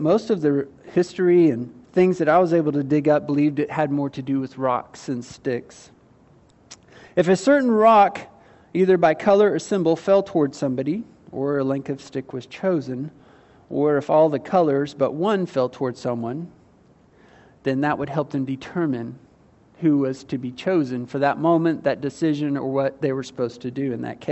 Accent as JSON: {"language": "English", "country": "United States", "tie": "born or raised there", "said": "I was born and raised in the United States."}